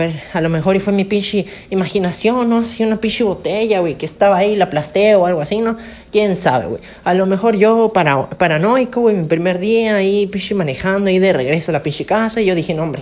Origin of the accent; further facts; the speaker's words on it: Campeche, Mexico; que pues yo soy de Campeche, ¿no? Obviamente. Soy de Campeche y todo bonito, ¿no?